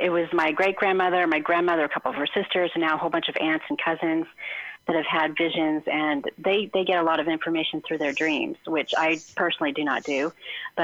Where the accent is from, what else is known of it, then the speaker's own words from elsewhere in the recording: California, United States; I grew up in California